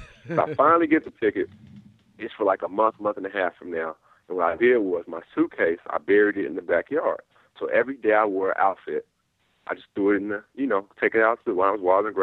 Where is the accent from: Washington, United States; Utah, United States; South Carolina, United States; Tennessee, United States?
Washington, United States; Seattle; also born or lived in Inglewood, California; born and bred in Seattle, but I was back and forth between Seattle and Los Angeles